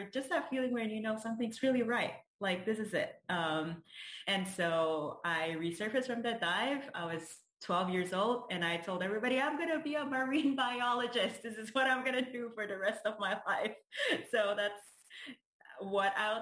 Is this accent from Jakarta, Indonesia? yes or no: yes; Jakarta, Indonesia; moved away as an adult; also born or lived in Rhode Island, United States; now in United States; I grew up in Jakarta. It's the capital city of Indonesia